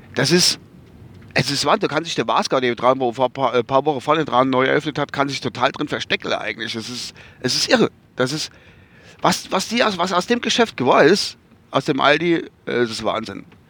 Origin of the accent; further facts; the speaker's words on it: Kusel, Rhineland-Palatinate, Germany; bei uns in Kusel